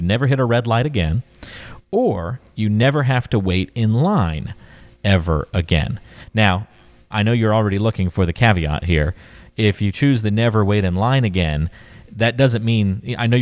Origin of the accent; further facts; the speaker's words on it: North Carolina, United States; The town I grew up in, North Carolina, still to this day just has one red light.